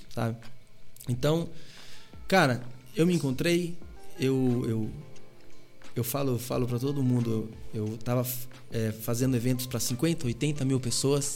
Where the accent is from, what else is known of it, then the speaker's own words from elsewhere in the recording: Pinhalzinho, São Paulo, Brazil; Eu sou de Pinhalzinho